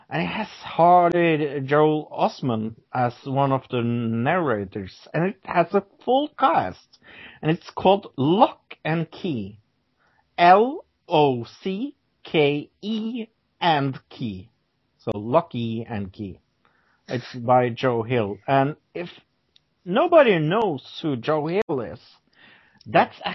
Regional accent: Norway; English is a second language; I'm from Norway

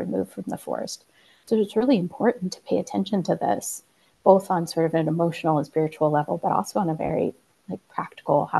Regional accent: Colorado, United States; I grew up in Colorado

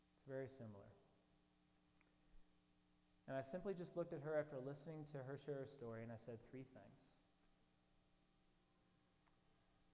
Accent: Indianapolis, Indiana, United States; that same church that I mentioned that I grew up in Indianapolis

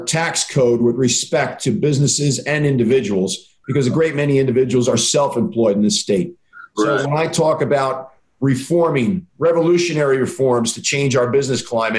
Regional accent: Hillsborough, New Jersey, United States; my hometown of Hillsborough, the typical New Jersey suburb

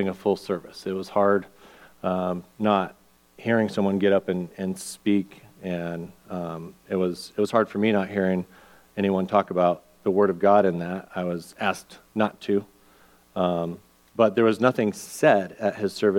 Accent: Albuquerque, New Mexico, United States; moved away; my hometown's Albuquerque

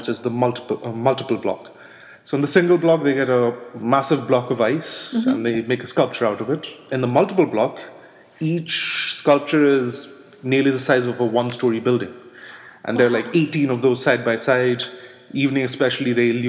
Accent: Kolkata, West Bengal, India; first language Bengali; English is a second language; moved away; also born or lived in Mumbai / Alaska; originally I'm from Kolkata, but I've lived in Mumbai for quite a while

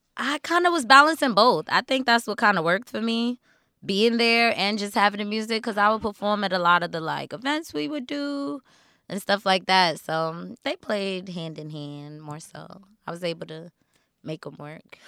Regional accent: New York City, New York, United States; I'm still from Queens

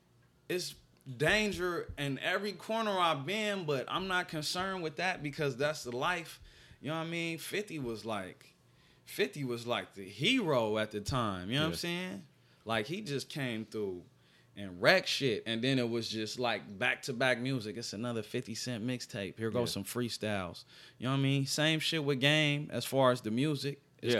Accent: Los Angeles, California, United States; accent: Los Angeles; So I had to get myself into my full Los Angeles sound.

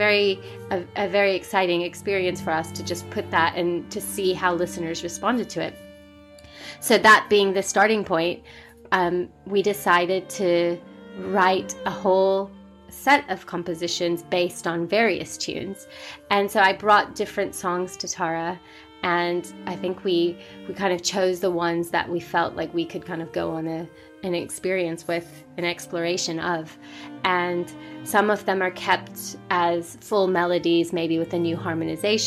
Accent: United States; as an Indian American, sometimes I even pushed it away. I was like, I don't really want to be doing this. I'm an American child

